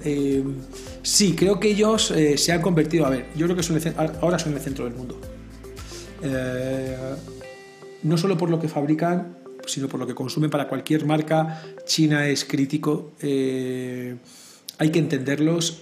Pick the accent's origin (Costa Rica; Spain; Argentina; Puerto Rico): Spain; now in Mexico; yo que vengo de España, España es un país que esto lo ha sufrido